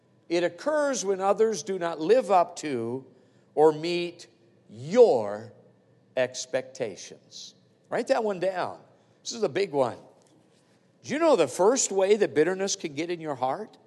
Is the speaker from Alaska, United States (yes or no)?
yes; Palmer-Wasilla area, Alaska, United States; we're in the hometown, we're from the Pabrawasilla area